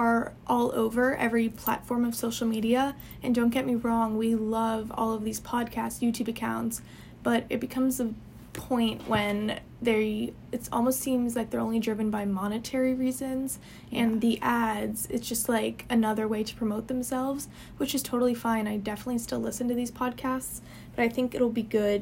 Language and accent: English; New Jersey, United States; moved away as an adult; now in New Orleans, United States; I'm from a small town in New Jersey